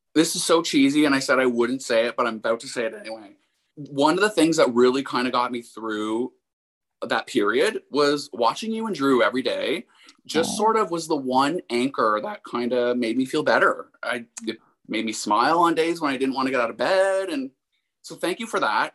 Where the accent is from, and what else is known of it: Windsor, Ontario, Canada